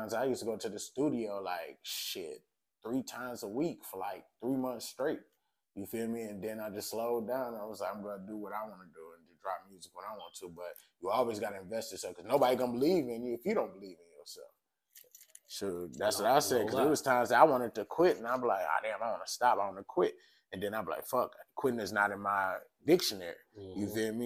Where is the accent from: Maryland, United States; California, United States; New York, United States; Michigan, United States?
Michigan, United States; Hamtramck; also born or lived in Detroit, Michigan / Highland Park, Michigan; I was born in Detroit, then I grew up in Hamtramck most of my life, went to elementary, middle school, the high school.